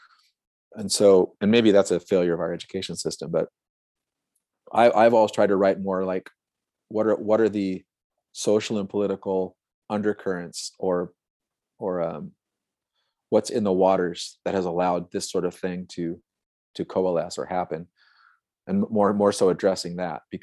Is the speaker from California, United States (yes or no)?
yes; Santa Cruz, California, United States; I'm from Santa Cruz, which has always been like a super liberal hippie kind of town